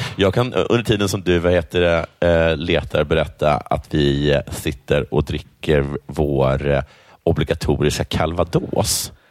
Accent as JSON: {"language": "Swedish", "country": "Sweden", "said": "Jag svarar svensk"}